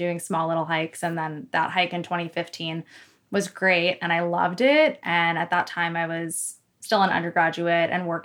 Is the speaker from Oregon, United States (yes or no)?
no; Newmarket, New Hampshire, United States; moved away as an adult; now in Madison, United States; was born and raised in Newmarket